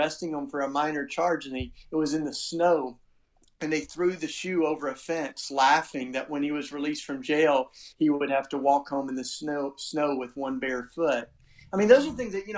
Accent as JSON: {"language": "English", "region": "Tennessee", "country": "United States", "tie": "born or raised there", "accent": "charming accent", "moved": "as an adult", "lives_now": "Philadelphia, United States", "said": "I grew up in the South in Tennessee. That's why I got, you know, the charming accent"}